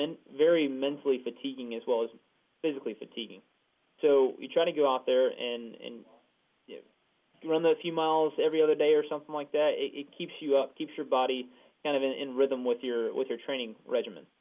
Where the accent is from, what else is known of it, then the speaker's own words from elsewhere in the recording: near the University of Georgia, United States; moved away; I'm going to try to go attend UGA, University of Georgia, back near my hometown